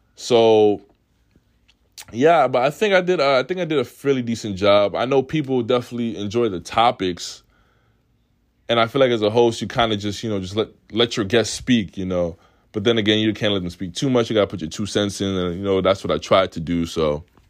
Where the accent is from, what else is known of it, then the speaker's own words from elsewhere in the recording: New York City, New York, United States; also born or lived in Oswego; I come from Queens where everybody's with everybody